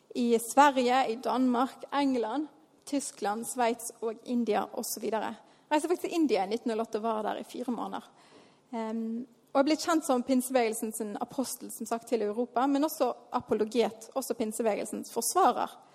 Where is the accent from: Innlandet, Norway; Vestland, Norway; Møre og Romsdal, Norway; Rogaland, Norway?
Vestland, Norway; Bergen; Jeg vokste opp her i Tabernaklet.